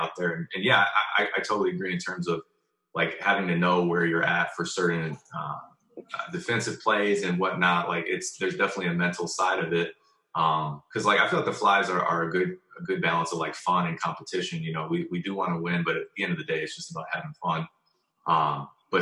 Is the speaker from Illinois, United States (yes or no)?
yes; Lincolnwood, Illinois, United States; now in Mount Prospect, United States; We grew up in Lincolnwood all together